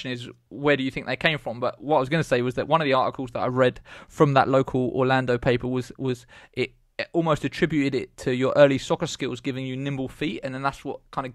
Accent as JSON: {"language": "English", "region": "England", "country": "United Kingdom", "said": "we're from England"}